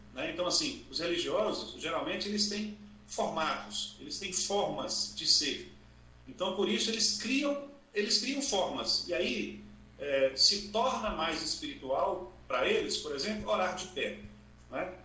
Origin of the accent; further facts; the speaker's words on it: Montes Claros, Minas Gerais, Brazil; sou do interior de Minas Gerais, norte de Minas Gerais, Montes Claros